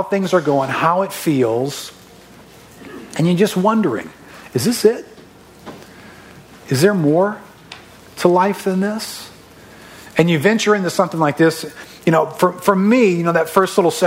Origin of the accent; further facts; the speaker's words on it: River Ridge, Louisiana, United States; I'm a local. I grew up in River Ridge, so I'm not from too far from here